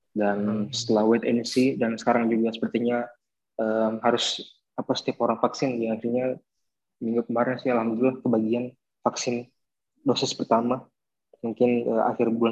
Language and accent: Indonesian; Sulawesi, Indonesia; Wah, mungkin saya kan orang Sulawesi ya, jadi makan yang dirindukan coto Makassar.